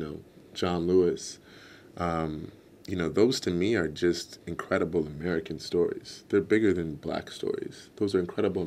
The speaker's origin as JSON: {"language": "English", "country": "Canada", "said": "I'm Canadian"}